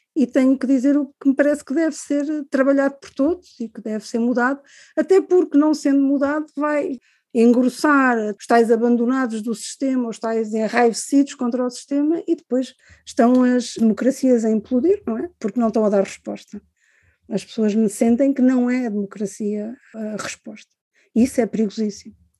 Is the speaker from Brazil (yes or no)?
no; Cascais, Lisbon, Portugal; also born or lived in Angola; eu cresci em Cascais, porque quando nós viemos de Angola